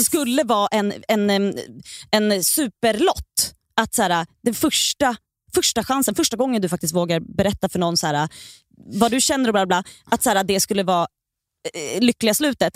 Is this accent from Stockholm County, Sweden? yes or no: yes; Stockholm, Stockholm County, Sweden; jag är uppväxt i Bredäng också, men där mm. är jag hela tiden. Ja. Jag, där har jag varit sedan jag föddes tills idag